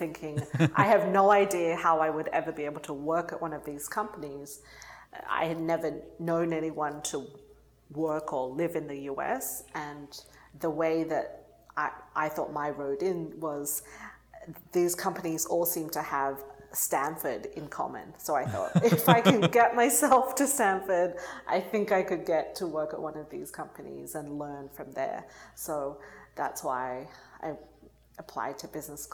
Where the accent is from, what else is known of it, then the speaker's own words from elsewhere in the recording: Sydney, New South Wales, Australia; moved away as an adult; now in United States; So I grew up in Australia, went to undergrad in Australia